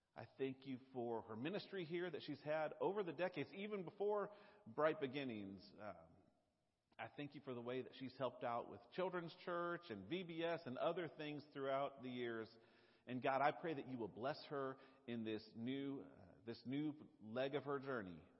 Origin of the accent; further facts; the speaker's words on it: the South, United States; accent: southern; my southern accent